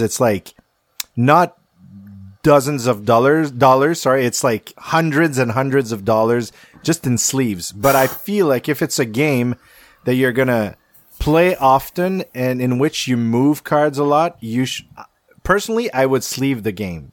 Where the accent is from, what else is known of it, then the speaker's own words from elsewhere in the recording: Quebec, Canada; I'm from Quebec